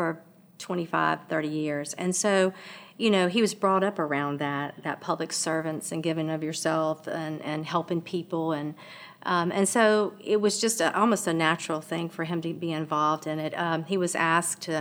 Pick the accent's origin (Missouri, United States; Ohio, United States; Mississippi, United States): Mississippi, United States; now in Louisiana, United States; I was born in Mississippi